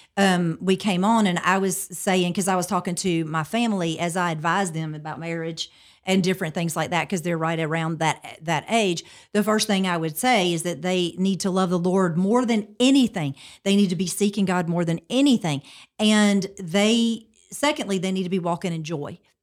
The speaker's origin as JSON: {"language": "English", "town": "Montgomery", "region": "Alabama", "country": "United States", "also_born_or_lived": "Pike Road, Alabama", "said": "I am from Montgomery, um, originally, and I live in Pike Road, so not far from there now"}